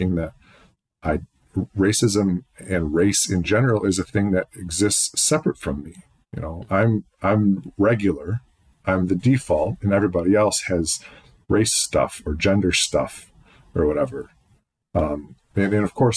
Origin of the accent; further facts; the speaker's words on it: Penfield, New York, United States; I was raised in Penfield.